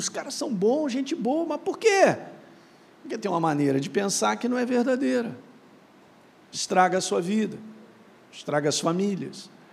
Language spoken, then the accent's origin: Portuguese; Minas Gerais, Brazil; moved away; lá em Minas, onde eu nasci